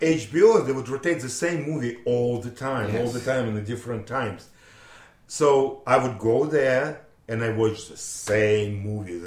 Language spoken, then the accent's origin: English; Russia; English is a second language; moved away as an adult; now in Lynn, United States; I'm from Russia, I'm 24 years old, I'm dental technician